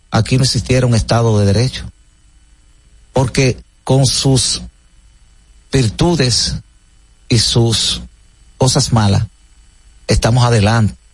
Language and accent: Spanish; Santo Domingo, Distrito Nacional, Dominican Republic; vengo de un barrio de San Carlos, de un patio, parte atrás.